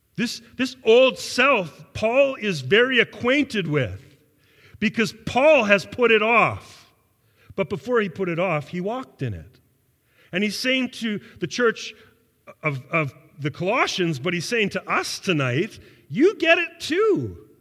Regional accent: Canada; I am a Canadian. That I was born and raised in a modern Western worldview and culture

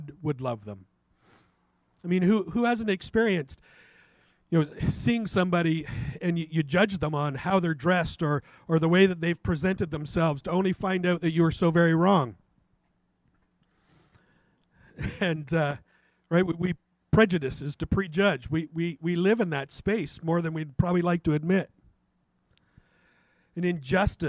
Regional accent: Canada; as a Canadian

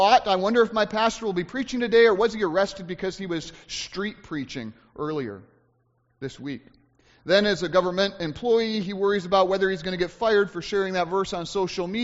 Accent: United States; as Americans

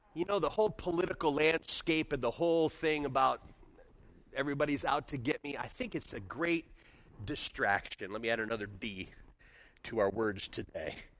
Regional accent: near Chicago, Illinois, United States; now in Michigan, United States; I grew up near Chicago

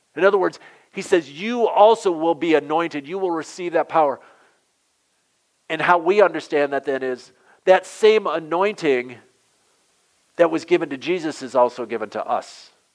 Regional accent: southwestern Michigan, United States; also born or lived in Massachusetts; I grew up in southwestern Michigan

